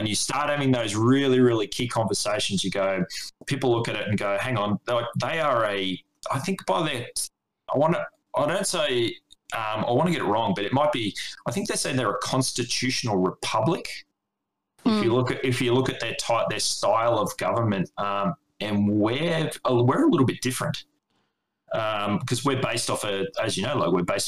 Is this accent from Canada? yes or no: no; Australia; from an Australian point of view